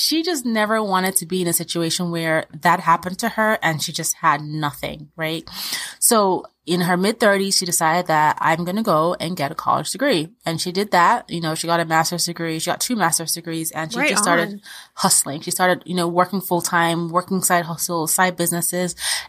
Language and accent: English; Austria; born there; We moved from Nigeria to Austria, where I was born, because my dad got a really great opportunity.